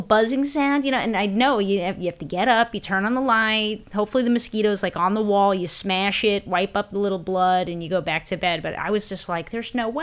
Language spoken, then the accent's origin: English; New York City, New York, United States; when I was growing up in Brooklyn